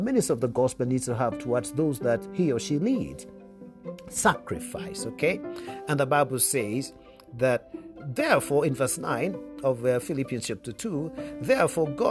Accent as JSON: {"language": "English", "country": "Kenya", "said": "if you come from my home country or East African region"}